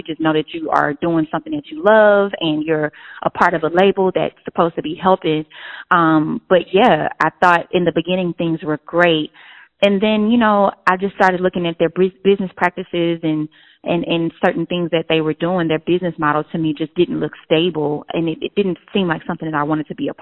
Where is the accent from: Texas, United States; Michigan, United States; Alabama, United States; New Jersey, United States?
Texas, United States; Houston; in Houston, Texas. That's my hometown.